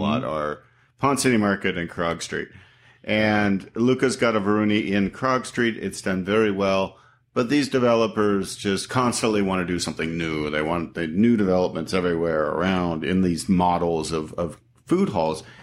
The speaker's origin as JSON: {"language": "English", "country": "Canada", "moved": "yes", "lives_now": "United States", "said": "I'm from Canada, so I've been here twenty-four years now"}